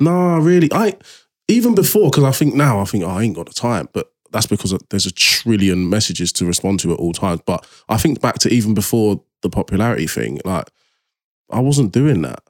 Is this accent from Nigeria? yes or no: yes; Nigeria; I'm like Nigerian.